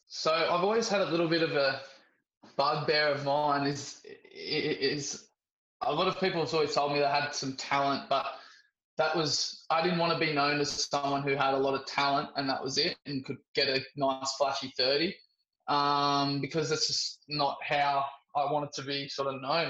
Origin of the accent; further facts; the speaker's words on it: Sydney, New South Wales, Australia; growing up in Sydney in a big cricket uh, community